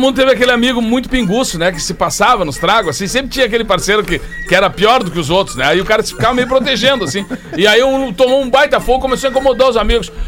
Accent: Alegrete, Rio Grande do Sul, Brazil; A gente vinha de Alegrete pra Porto Alegre, pra praia

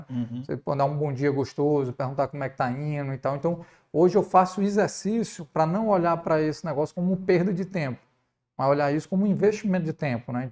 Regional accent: Ceará, Brazil; Preconceito de ser cearense? É, não, e nem foi nem foi por ser nordestino, não.

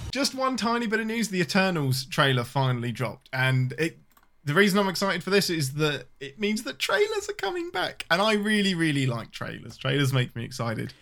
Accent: England, United Kingdom; I'm your Englishman

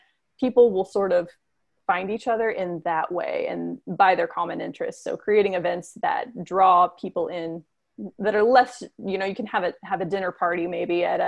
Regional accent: United States; As an American

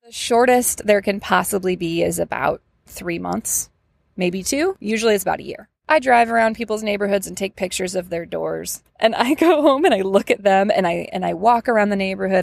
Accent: Ann Arbor, Michigan, United States; moved away as an adult; now in Atlanta, United States; I'm from Ann Arbor, Michigan

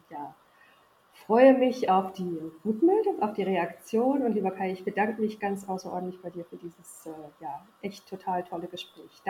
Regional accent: East Germany, Germany; Aber ich komme aus dem Osten und ich habe ein bisschen was in meinem Leben erreicht.

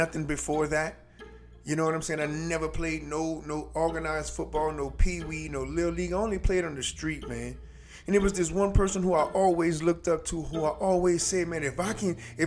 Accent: United States; Us as American people

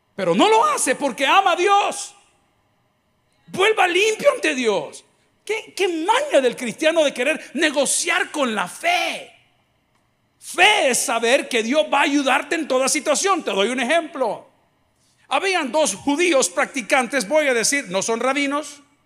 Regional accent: El Salvador; Nosotros como salvadoreños

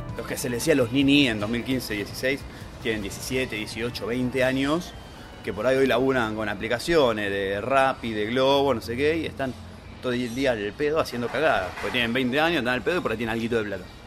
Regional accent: Buenos Aires, Argentina; vecino de San Cristóbal

